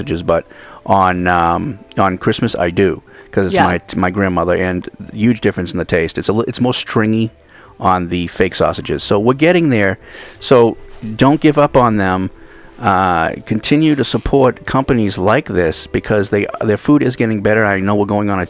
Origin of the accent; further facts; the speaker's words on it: East Coast, United States; now in Hawaii, United States; growing up on the East Coast